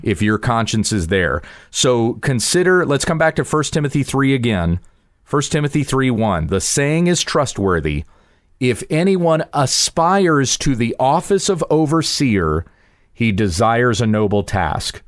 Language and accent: English; South Carolina, United States; now in Texas, United States; I grew up in South Carolina. We now live in Texas.